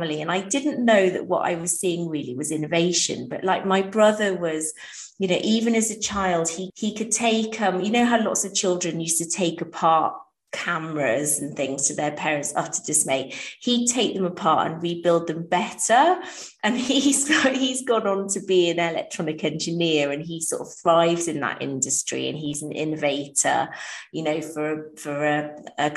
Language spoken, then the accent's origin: English; Wales, United Kingdom; I grew up in Wales.